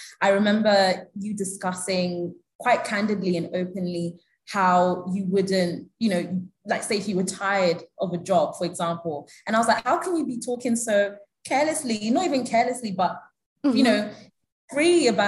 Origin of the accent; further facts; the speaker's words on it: United Kingdom; moved away as an adult; also born or lived in Kenya; now in Abuja, Nigeria; the diaspora Nigerians that I grew up with in the UK